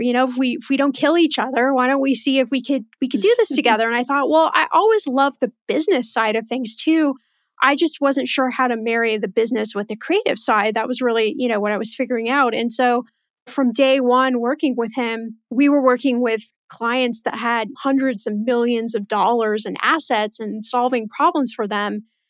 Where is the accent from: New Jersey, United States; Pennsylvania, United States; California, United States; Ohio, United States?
California, United States; Los Angeles; also born or lived in Indiana / Houston, Texas; I actually was born in the Midwest in Indiana, and then I left there about two years old, and then went to Houston, Texas for about seven years, and then the rest of the time has been in Los Angeles